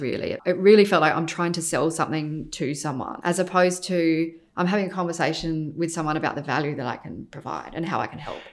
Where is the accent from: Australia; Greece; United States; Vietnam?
Australia; Adelaide, South Australia; moved away as an adult; also born or lived in London; I was born in Adelaide, grew up there, went to university there, studied architecture and then left Adelaide.